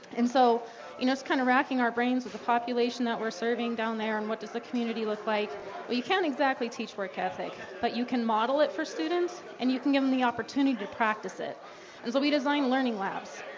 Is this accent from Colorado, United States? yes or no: yes; Aurora, Colorado, United States; also born or lived in Denver; now in Pueblo, United States; I grew up in Aurora